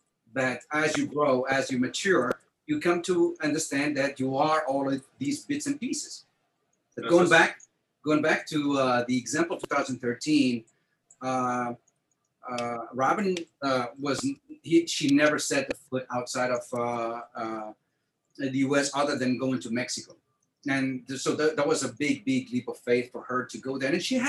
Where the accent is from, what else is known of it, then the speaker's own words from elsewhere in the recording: France; also born or lived in New York; now in United States; I'm French American.